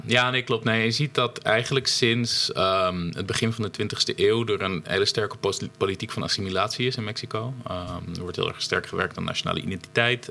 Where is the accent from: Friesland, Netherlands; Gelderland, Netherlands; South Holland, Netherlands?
Friesland, Netherlands; bij ons in Friesland